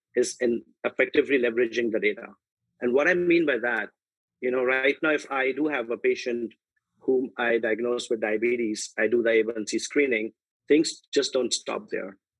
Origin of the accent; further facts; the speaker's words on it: India; moved away as an adult; also born or lived in United Kingdom; now in United States; I was born and raised in India, where I did my medicine training from Mumbai